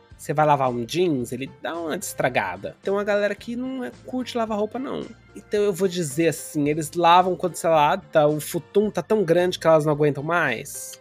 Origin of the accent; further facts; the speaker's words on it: Brazil; moved away; also born or lived in Angola; os brasileiros, sendo brasileiros